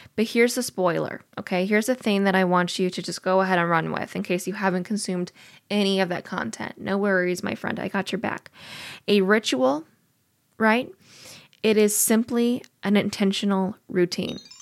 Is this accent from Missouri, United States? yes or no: yes; Missouri, United States; I'm from Missouri